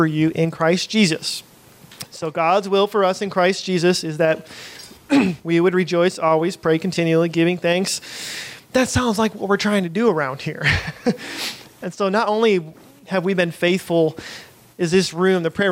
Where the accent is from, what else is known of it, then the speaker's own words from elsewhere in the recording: United States; we're American